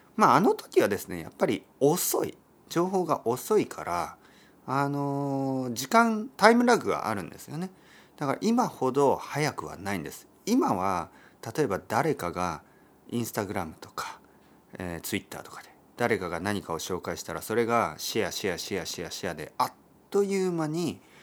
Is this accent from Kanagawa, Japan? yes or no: no; Oita, Japan; 僕の出身は大分県ですけど